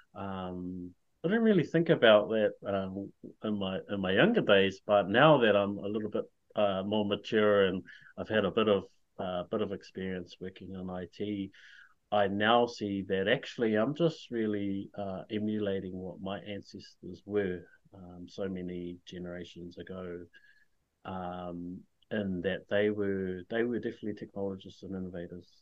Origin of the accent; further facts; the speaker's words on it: Whakatane, Bay of Plenty, New Zealand; now in Hamilton, New Zealand; I was born and raised in Whakatane, but I currently live in Hamilton with my wife and four kids